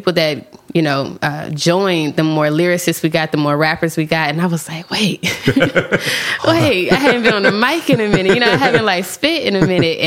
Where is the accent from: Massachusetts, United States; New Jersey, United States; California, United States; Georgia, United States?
Georgia, United States; Lithonia; From Lithonia, Georgia. I've grown up there my whole life